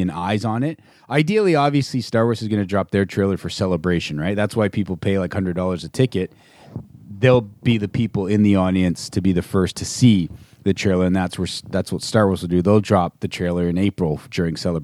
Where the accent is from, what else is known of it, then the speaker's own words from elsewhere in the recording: Canada; as a Canadian